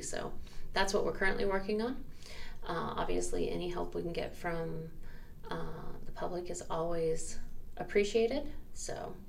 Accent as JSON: {"language": "English", "region": "Central Florida", "country": "United States", "tie": "born or raised there", "also_born_or_lived": "Jacksonville, Florida", "said": "I was actually born in Jacksonville and I was raised in Central Florida."}